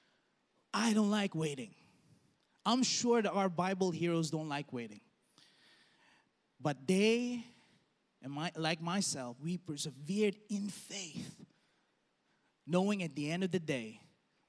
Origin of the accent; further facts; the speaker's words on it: Dubai, United Arab Emirates; I grew up in Dubai